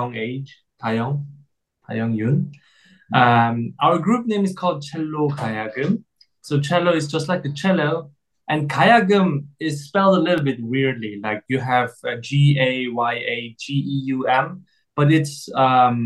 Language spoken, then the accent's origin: English; Austria; moved away; also born or lived in Berlin, Germany; I was born in Austria and I have an Austrian nationality